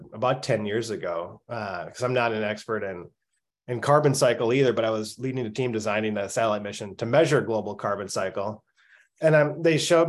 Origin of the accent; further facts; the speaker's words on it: Minnesota, United States; I grew up in Minnesota